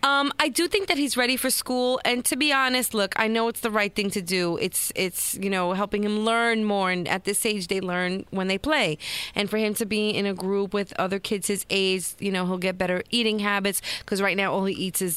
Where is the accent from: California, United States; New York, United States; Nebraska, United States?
New York, United States; New York City; Kings Plaza, which is the mall where I grew up in Brooklyn.